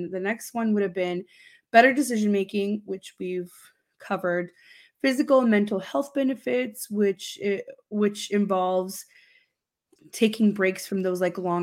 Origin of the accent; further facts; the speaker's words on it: Romania; now in Canada; When I was growing up in Romania, we had a really long break